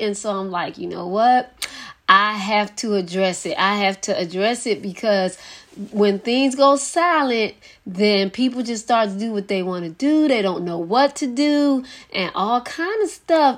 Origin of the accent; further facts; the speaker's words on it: Philadelphia, Pennsylvania, United States; I know it's in Philadelphia, Pennsylvania, my hometown